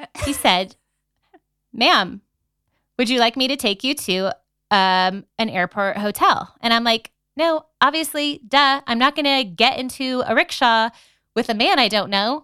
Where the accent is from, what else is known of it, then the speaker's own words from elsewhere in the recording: San Diego, California, United States; moved away as an adult; now in Denver, United States; I grew up in San Diego